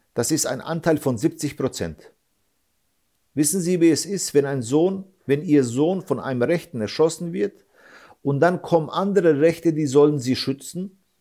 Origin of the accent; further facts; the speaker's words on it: Germany; Ich bin 74 hier geboren. 74. Ich bin seit über 25 Jahren deutscher Staatsbürger